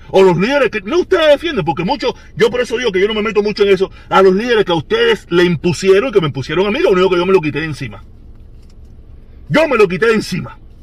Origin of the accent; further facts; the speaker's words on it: Cuba; nosotros los cubanos